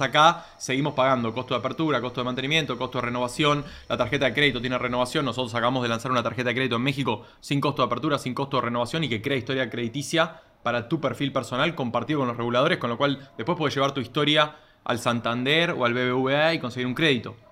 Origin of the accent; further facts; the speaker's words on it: Argentina; vengo de una familia que por mi nombre es obvio que es italiana, eh, nací en Argentina